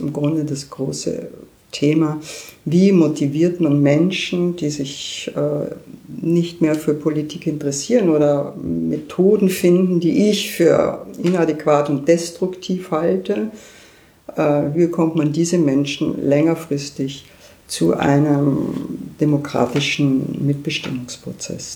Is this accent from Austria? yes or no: yes; Austria; now in Berlin, Germany; als Österreicherin